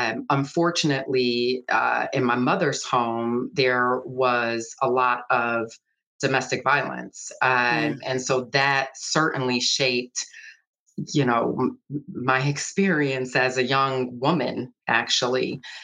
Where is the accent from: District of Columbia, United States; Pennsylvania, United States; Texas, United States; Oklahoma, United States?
Pennsylvania, United States; Philadelphia; And that part of growing up in Philly definitely shaped me and probably the level of curiosity I have about people, places, and things.